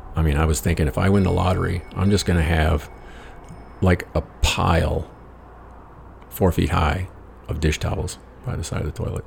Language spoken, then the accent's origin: English; United States; I said, America.